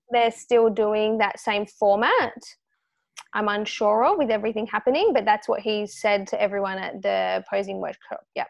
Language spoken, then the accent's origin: English; Australia; as an Australian, uh, female